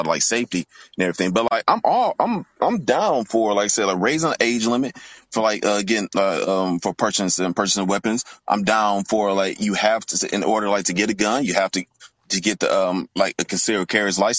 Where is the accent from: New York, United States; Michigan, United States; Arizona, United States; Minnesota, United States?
Michigan, United States; Detroit; now in Louisville, United States; I'm originally from Detroit